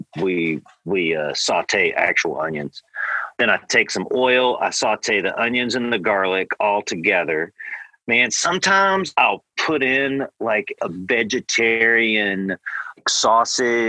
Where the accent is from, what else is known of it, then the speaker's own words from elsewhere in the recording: the South, United States; also born or lived in California; now in Oklahoma, United States; I'm from the South